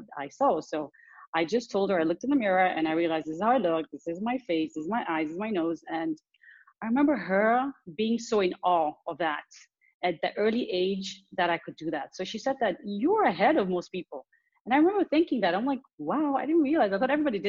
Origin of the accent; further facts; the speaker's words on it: Dar es Salaam, Tanzania; also born or lived in Nairobi, Kenya; I grew up between Dar es Salaam, the city I'm from, and Nairobi, Kenya.